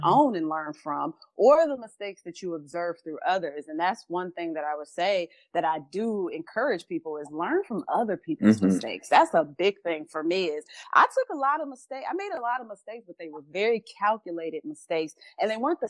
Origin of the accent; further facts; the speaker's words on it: Chicago, Illinois, United States; We grew up in Chicago in poverty.